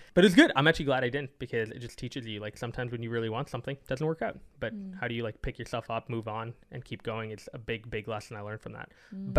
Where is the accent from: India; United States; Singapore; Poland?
Singapore; I lost to Singapore, which is where I'm born. So it's kind of sad to lose to your home country, in my home country